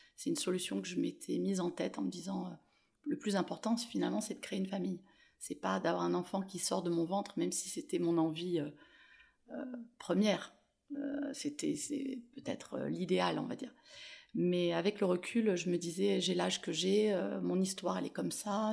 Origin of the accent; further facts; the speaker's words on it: Toulon, Provence-Alpes-Côte d'Azur, France; moved away; also born or lived in Paris / Marseille; mon retour à Toulon, puisque je suis née ici